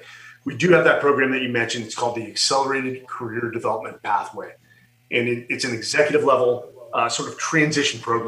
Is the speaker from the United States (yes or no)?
yes; Silicon Valley, California, United States; I was born and raised in Silicon Valley